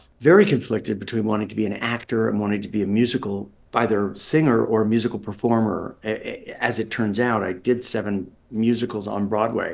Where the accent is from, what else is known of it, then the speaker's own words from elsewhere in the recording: Toronto, Ontario, Canada; moved away as an adult; also born or lived in Los Angeles / New York City; I was born in Toronto. And as I mentioned, lived here till at 23, I moved out to Los Angeles, California.